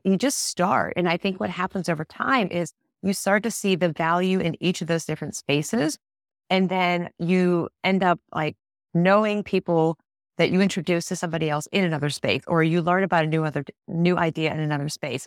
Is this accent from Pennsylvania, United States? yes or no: yes; Pittsburgh, Pennsylvania, United States; I'm not from Tennessee, I'm from Pittsburgh